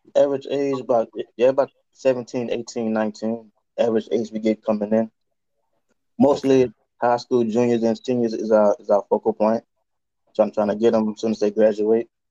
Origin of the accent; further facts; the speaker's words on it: Louisiana, United States; now in Chicago, United States; I'm currently a U.S. recruiter from Louisiana. I'm recruiting in Chicago right now